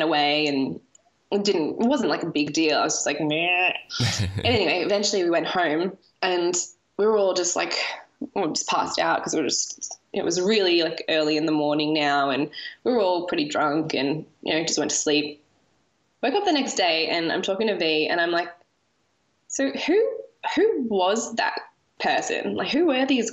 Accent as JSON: {"language": "English", "country": "Australia", "said": "we're two Australian women"}